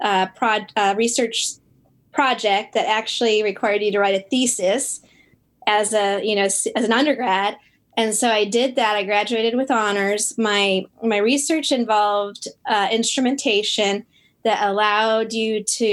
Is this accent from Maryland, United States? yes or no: no; Buffalo, New York, United States; moved away as an adult; also born or lived in Geneva, New York; I was born in Buffalo, New York